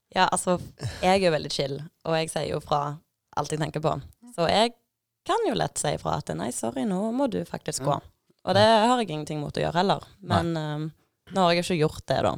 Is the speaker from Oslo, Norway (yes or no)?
no; Tau, Rogaland, Norway; moved away as an adult; now in Bodø, Norway; jeg er fra Stavanger. Eh, en liten plass som heter Tau